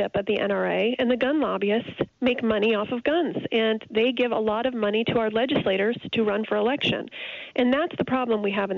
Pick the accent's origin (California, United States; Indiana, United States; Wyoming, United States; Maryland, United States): Indiana, United States; my home state, Indiana